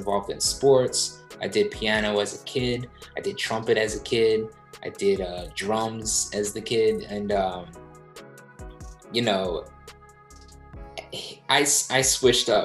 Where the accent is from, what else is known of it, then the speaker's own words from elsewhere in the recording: Southampton, New Jersey, United States; moved away as an adult; also born or lived in Willingboro, New Jersey / New York; now in San Francisco, United States; I grew up in a town a little further away from Philly, Southampton, New Jersey